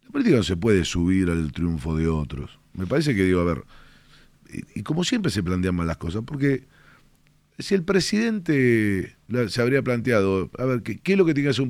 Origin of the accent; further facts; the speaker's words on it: Argentina; yo soy un ciudadano argentino, yo dejo de ser diputado el momento que estoy alentando a las elecciones Independiente.